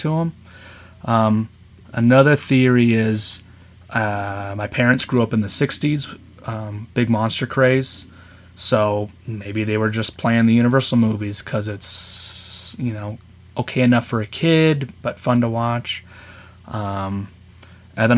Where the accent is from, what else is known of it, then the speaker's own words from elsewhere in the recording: Colorado, United States; also born or lived in Seattle, Washington; I grew up in Colorado